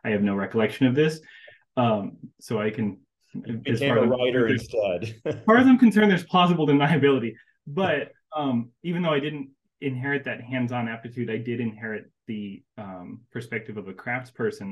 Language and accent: English; Asheville, North Carolina, United States; moved away; also born or lived in Raleigh, North Carolina; I was born and raised in North Carolina, and I was born in Raleigh. I was raised most of my life in Asheville